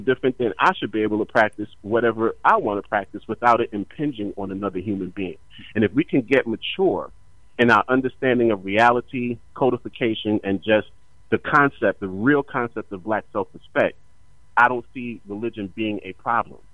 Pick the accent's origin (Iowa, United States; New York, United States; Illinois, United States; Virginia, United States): New York, United States; also born or lived in New Jersey; growing up in New York and, and even being in Jersey